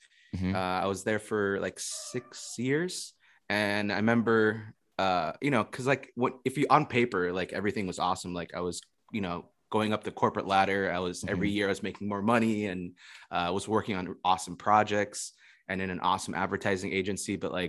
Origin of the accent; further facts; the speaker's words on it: Florida, United States; also born or lived in Indonesia; I'm originally from Florida, but I've been traveling for the past 2 years